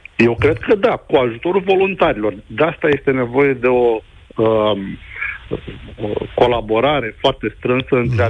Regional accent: Brăila, Brăila County, Romania; eu sunt din Brăila

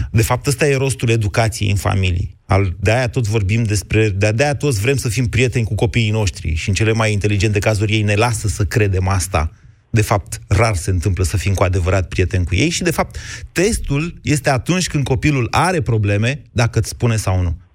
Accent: Romania; sunt din România.

